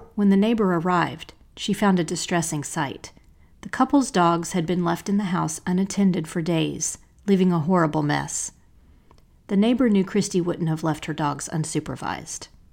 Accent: Asheville, North Carolina, United States; born or raised there; moved away as an adult; also born or lived in Charlotte, North Carolina

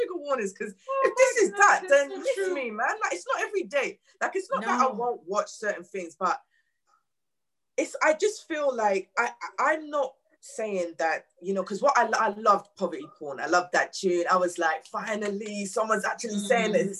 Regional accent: London, United Kingdom; I grew up in New Cross

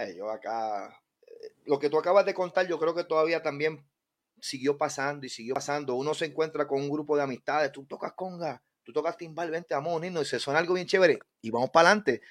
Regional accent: Guánica, Puerto Rico; yo soy de Guánica

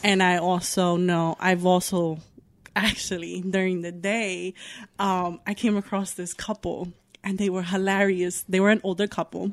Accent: Newburgh, New York, United States; also born or lived in Bronx, New York / Yonkers, New York; I grew up in Newburgh. Um, I moved up here when I was seven.

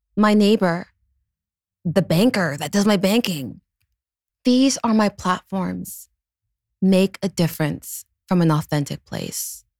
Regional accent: Canada; I'm a Canadian

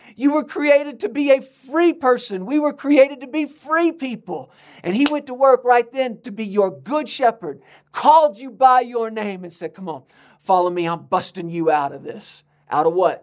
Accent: United States; we're Americans

